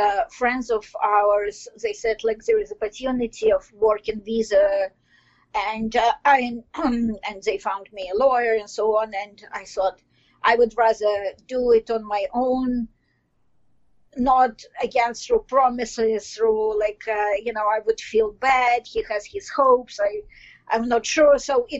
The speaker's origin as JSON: {"language": "English", "country": "Belarus", "second_language": "English", "moved": "as an adult", "lives_now": "Toronto, Canada", "said": "I'm in Toronto, Canada. And, well, I came here directly from Belarus, which is more known nowadays than before."}